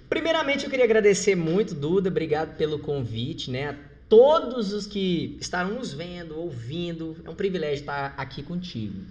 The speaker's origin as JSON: {"language": "Portuguese", "region": "Goiás", "country": "Brazil", "also_born_or_lived": "Rio de Janeiro", "moved": "yes", "said": "eu sou de Goiás"}